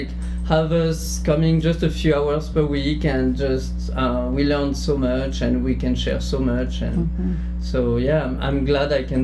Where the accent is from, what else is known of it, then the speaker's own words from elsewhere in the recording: near Bordeaux, Médoc, Nouvelle-Aquitaine, France; English is a second language; moved away; I'm from Bordeaux. Mm-hmm. I mean, close to Bordeaux, a very small town in the countryside, exactly more like the beginning of the Médoc